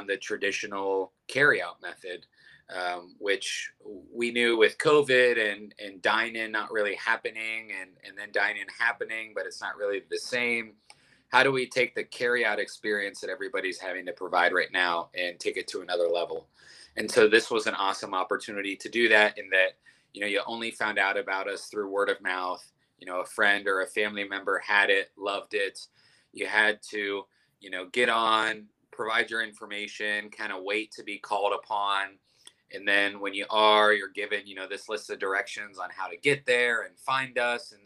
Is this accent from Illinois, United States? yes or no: no; Youngstown, Ohio, United States; moved away as an adult; now in Columbus, United States; I'm from Youngstown, Ohio, which is a big Italian community. And moved down to Columbus about 10 years ago for college.